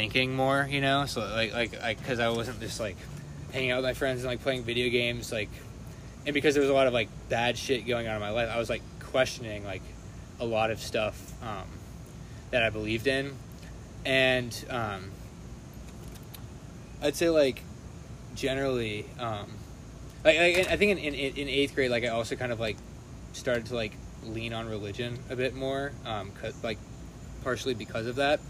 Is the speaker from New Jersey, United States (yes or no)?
no; Atlanta, Georgia, United States; I'm from Atlanta, Georgia